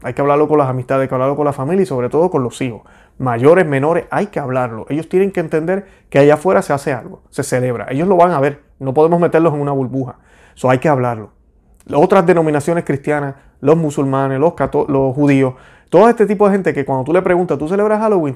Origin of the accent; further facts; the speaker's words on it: Puerto Rico; yo soy puertorriqueño católico